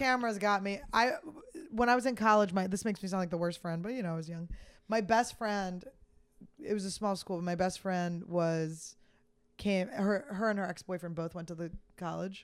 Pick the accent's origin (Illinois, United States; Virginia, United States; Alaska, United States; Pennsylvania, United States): Pennsylvania, United States; Philadelphia; I'm from Philly